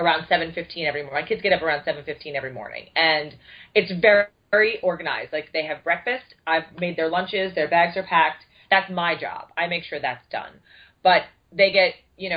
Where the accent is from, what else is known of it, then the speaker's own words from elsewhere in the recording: New York, United States; I'm from New York